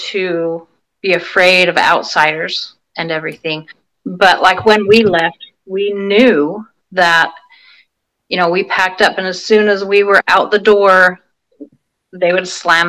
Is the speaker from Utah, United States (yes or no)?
yes; Salt Lake Valley, Utah, United States; also born or lived in California; now in Vancouver, Washington, United States; I grew up in the Salt Lake Valley